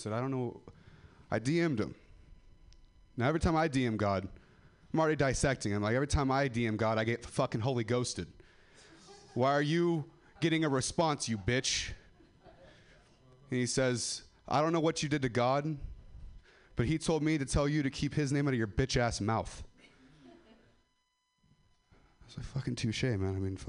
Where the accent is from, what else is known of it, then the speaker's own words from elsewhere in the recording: Ripon, California, United States; I'm from Ripon. I'll still rep.